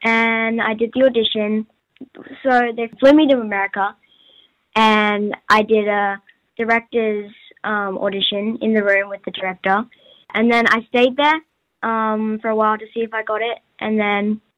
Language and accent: English; Australia; accent: Australian; when I came back to Australia this time, I actually couldn't get back my Australian accent because I'd been there for so long.